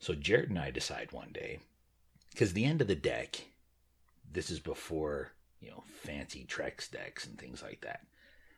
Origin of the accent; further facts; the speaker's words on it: Utah, United States; where we grew up in Utah